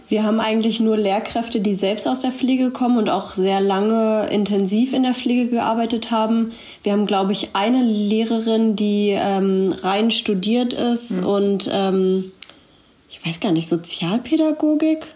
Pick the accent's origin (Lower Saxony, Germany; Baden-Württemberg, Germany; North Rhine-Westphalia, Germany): Lower Saxony, Germany; Braunschweig; ich komme ebenfalls aus Braunschweig